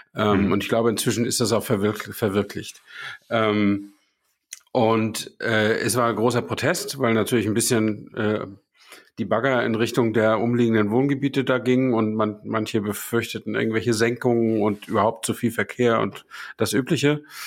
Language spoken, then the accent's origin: German; Hamburg, Germany; moved away; ich war ja Hamburger, ich musste da ja nicht durchfahren, um zur Arbeit zu kommen